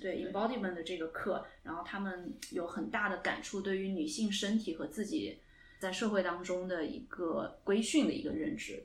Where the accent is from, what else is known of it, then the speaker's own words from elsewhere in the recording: Singapore; accent: Singlish; now in United Kingdom; 我是在新加坡长大的，所以我算是海外华人